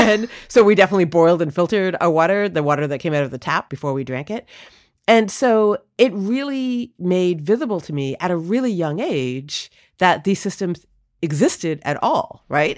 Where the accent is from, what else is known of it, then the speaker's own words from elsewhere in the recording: Toronto, Ontario, Canada; also born or lived in India; now in United States; I was born in Toronto